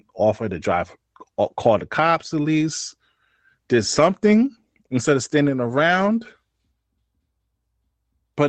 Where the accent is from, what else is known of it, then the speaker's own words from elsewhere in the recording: New York City, New York, United States; I'm from New York City, and this is not justification, but we come from a place where they say, yo, don't get involved in stuff that don't belong to you type shit. That's what we always heard growing up